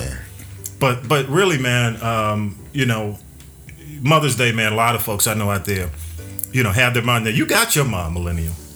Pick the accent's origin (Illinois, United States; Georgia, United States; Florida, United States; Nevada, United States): Georgia, United States; Atlanta; I grew up on North Avenue